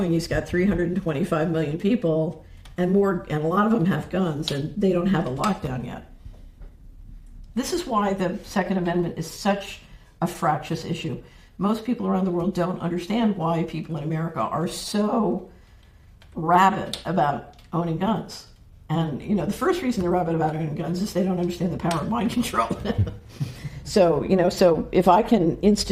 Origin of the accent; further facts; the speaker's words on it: Philadelphia, Pennsylvania, United States; I grew up in Philadelphia